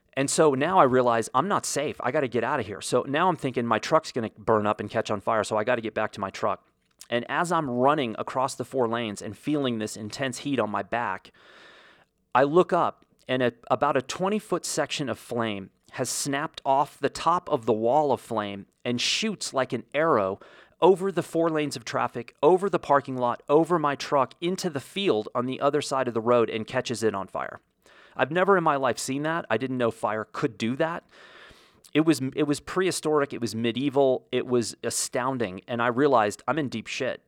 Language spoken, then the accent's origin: English; United States; as an American